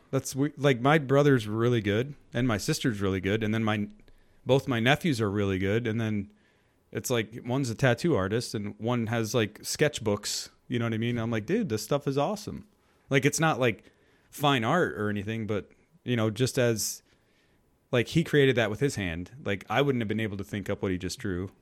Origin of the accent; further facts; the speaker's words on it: New York, United States; I grew up in New York